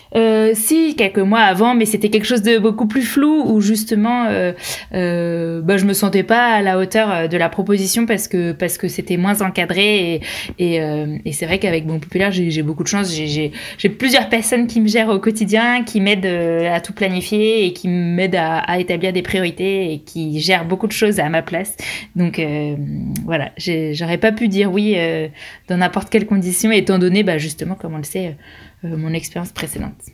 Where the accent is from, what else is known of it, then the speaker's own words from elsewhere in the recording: France; je suis française